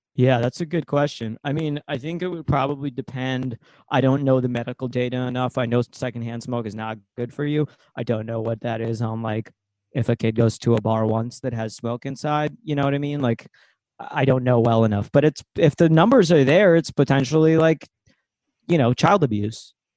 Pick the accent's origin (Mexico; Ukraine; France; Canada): Ukraine; moved away; I'm from Ukraine.